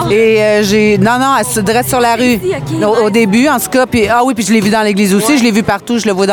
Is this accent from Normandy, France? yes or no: yes; Rouen, Normandy, France; Salut, je viens de Rouen.